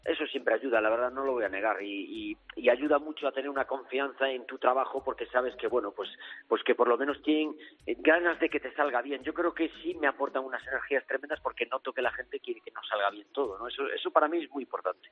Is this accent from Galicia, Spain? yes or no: yes; north of A Coruña, Galicia, Spain; now in Almendralejo, Spain; yo soy del norte de Coruña